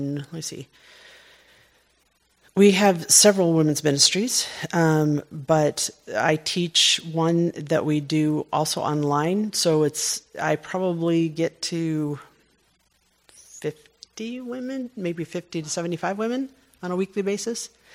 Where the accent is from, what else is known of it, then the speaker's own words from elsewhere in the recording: United States; I'm an American businesswoman